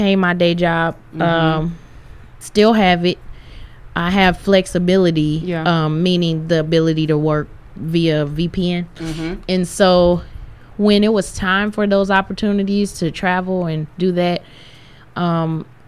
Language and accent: English; Tulsa, Oklahoma, United States; I come from Tulsa, Oklahoma